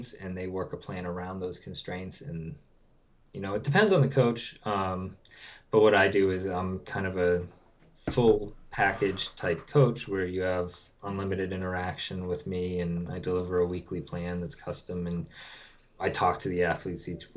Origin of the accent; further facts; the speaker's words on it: New Hampshire, United States; also born or lived in Maryland; I grew up in New Hampshire. I live here now.